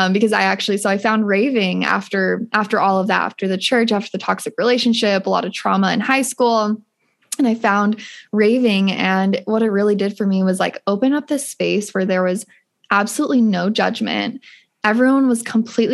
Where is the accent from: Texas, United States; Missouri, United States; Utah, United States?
Utah, United States; I grew up in Utah